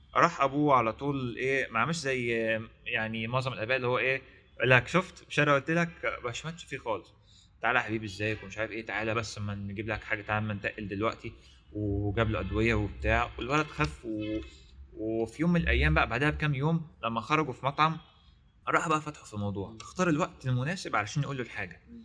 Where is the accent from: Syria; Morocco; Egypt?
Egypt; عندنا في مصر